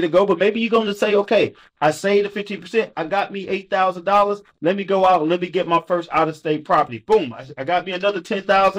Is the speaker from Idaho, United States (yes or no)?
no; St. Louis, Missouri, United States; I'm from St. Louis